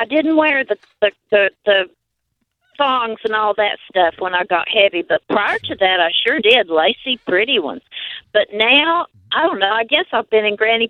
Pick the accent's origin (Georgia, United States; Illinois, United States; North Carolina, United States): North Carolina, United States; accent: North Carolina; You don't know my accent. It's from North Carolina.